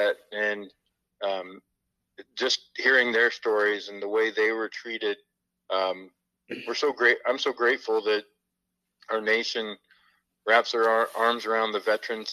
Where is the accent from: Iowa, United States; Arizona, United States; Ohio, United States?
Iowa, United States; Fairfield; I love Fairfield. It's my hometown.